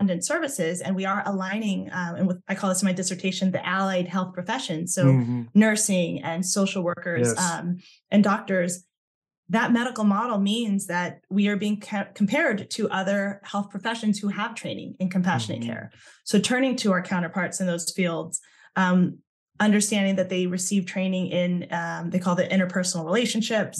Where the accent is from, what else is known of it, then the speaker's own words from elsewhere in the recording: Southern California, United States; my own experience growing up in Southern California as a Thai American